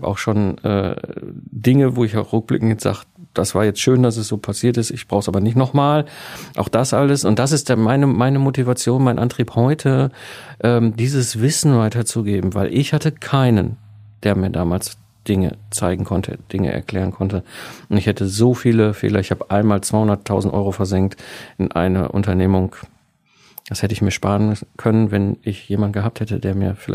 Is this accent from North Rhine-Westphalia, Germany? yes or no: yes; North Rhine-Westphalia, Germany; sondern ich komme ursprünglich aus dem Ruhrpott zwischen Kohle und Stahl aufgewachsen